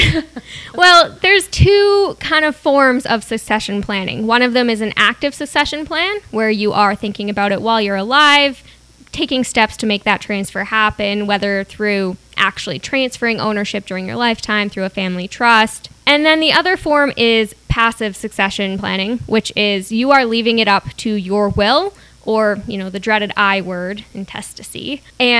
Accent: Kamloops, British Columbia, Canada; also born or lived in North Vancouver; now in Kelowna, Canada; I am originally from the interior, so I'm moving back home, in a sense

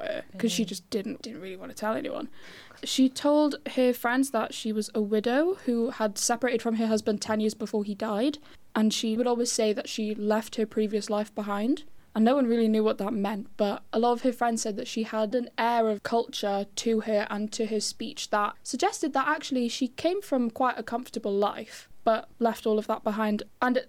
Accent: Swansea, Wales, United Kingdom; I'm 19, I'm from Swansea.

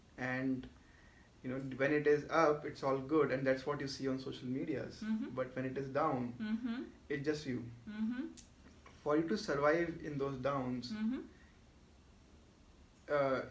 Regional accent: Jaipur, Rajasthan, India; moved away; also born or lived in Mumbai; I am natively from Jaipur

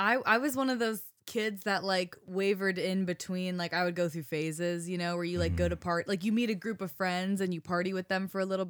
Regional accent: Boulder, Colorado, United States; I grew up in Boulder

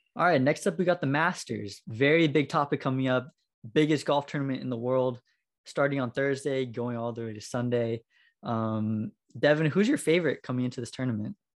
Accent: United States; being American

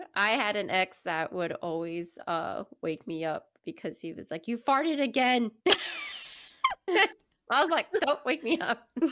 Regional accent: Miami, Florida, United States; moved away; growing up in Miami, we have obviously a lot of family members in Miami

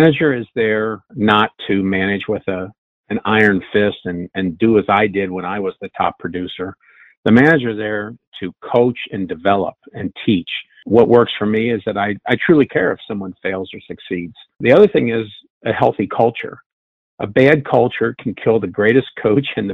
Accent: Cincinnati, Ohio, United States; I'm from Cincinnati

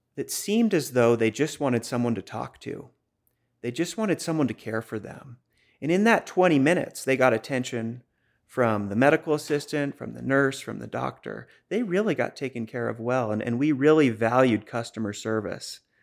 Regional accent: Boston, Massachusetts, United States; accent: Boston; moved away as an adult; also born or lived in Maine; it did start in Boston. I grew up there

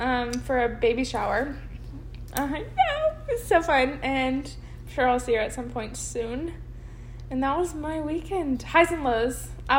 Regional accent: Baton Rouge, Louisiana, United States; around Baton Rouge, my hometown.

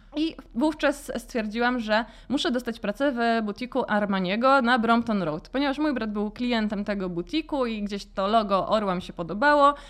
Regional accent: Warsaw, Masovian Voivodeship, Poland; also born or lived in London; pochodzę z Gocławia i pierwszą galerią handlową, do jakiej w ogóle weszłam jako dziecko, to była promenada

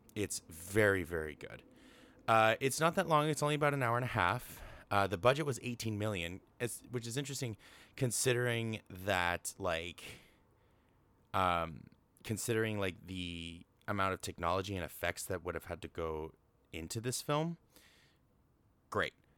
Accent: Canada; I'm Canadian

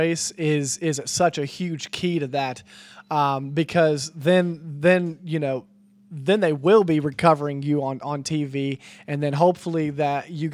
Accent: West Virginia, United States; we're actually from West Virginia

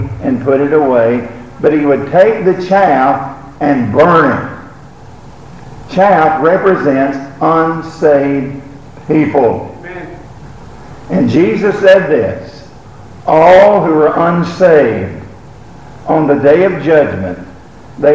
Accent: Alabama, United States; moved away; I was from Alabama

